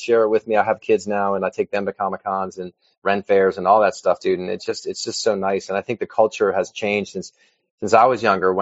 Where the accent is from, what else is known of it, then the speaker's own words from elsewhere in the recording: Virginia, United States; moved away as an adult; now in Los Angeles, United States; I'm in Los Angeles, California. I'm originally from Virginia, but I've been out here for about 25 years